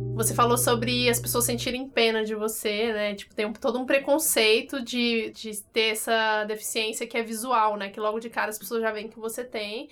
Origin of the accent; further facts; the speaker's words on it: Brasília, Federal District, Brazil; now in São Paulo, Brazil; que vem de outra cidade, eu sou de Brasília